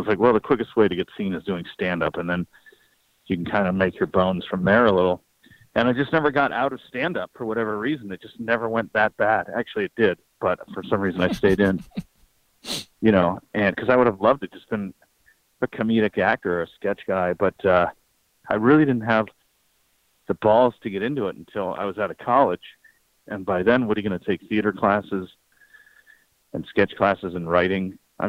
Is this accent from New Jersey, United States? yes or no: no; California, United States; also born or lived in Toledo; Yeah, I was born in Toledo, Ohio, and then my dad took a job transfer out to Orange County, California.